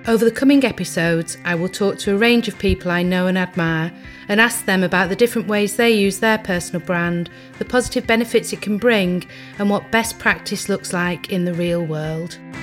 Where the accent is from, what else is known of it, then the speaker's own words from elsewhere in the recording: Lancashire, North West England, United Kingdom; I grew up in Lancashire